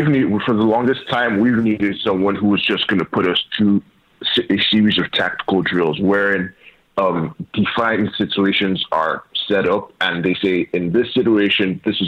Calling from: Nigeria

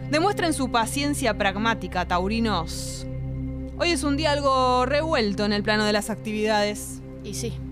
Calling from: Buenos Aires, Argentina; de Boedo y la verdad es que soy fan de los MTV Unplugged.

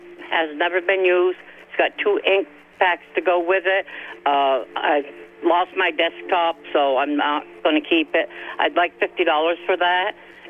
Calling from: Milton, Vermont, United States; from Milton.

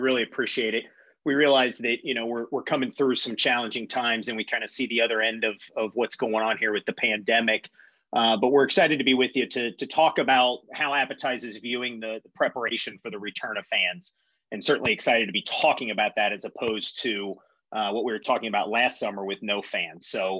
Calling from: Cincinnati, Ohio, United States; So like Dana said … I hail to you from Cincinnati, Ohio this morning.

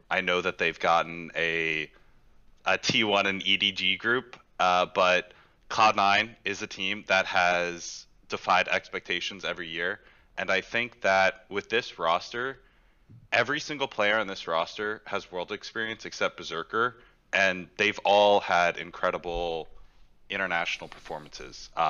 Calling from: Houston, Texas, United States; Uh, Houston, Texas.

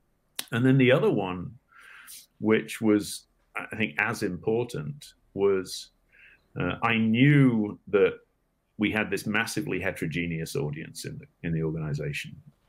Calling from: Los Angeles, California, United States; I am in Los Angeles, California today.

